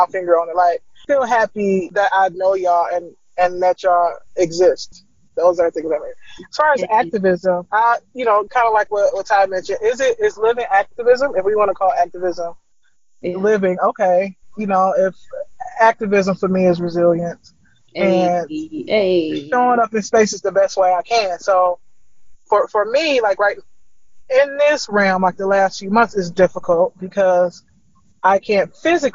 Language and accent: English; Detroit, Michigan, United States; moved away as an adult; also born or lived in Chicago; now in Boise, United States; I'm from Detroit originally. I was born there in state until I was about 30